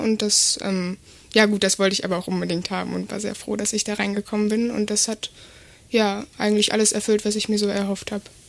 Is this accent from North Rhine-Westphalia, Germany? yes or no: yes; Essen, North Rhine-Westphalia, Germany; moved away as an adult; now in Lüneburg, Germany; Ich komme eigentlich aus Essen und bin jetzt nach Lüneburg gezogen